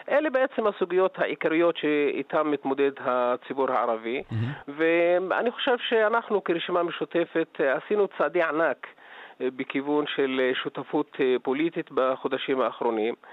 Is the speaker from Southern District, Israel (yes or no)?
yes; Southern District, Israel; תראה, אני מגיע ממקום אה, שהוא הנידח במדינה והאוכלוסייה שהכי אה, סובלת בעצם אה, במדינה והיא הפריפריה של הפריפריה, זה הנגב.